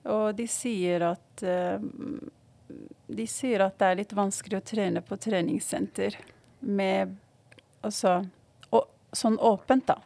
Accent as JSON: {"language": "Norwegian", "country": "Morocco", "moved": "yes", "lives_now": "Oslo, Norway", "said": "jeg kommer fra Marokko"}